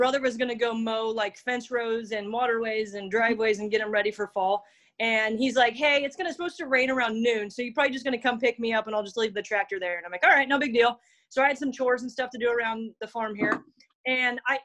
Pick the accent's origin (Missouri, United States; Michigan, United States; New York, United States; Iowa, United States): Iowa, United States; Altoona; I'm from Altoona is like our home, like where my main farm is